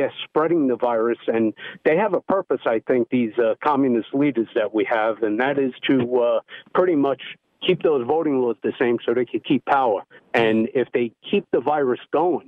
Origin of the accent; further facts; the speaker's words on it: Long Island, New York, United States; now in Lake Norman, North Carolina, United States; I grew up on Long Island, and where I live, I'm up by Lake Norman